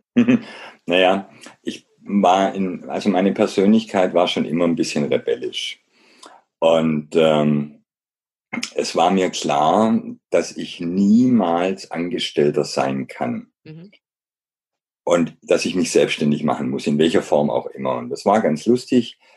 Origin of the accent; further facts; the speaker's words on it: Black Forest, Baden-Württemberg, Germany; Ich bin im Schwarzwald aufgewachsen